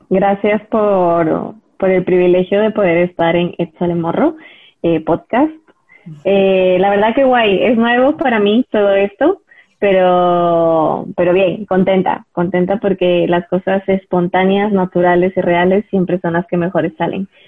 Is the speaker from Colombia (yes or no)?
no; Ecuador; also born or lived in United States; now in Madrid, Spain; como bien dijiste, soy de Ecuador eh, y soy española de, corazón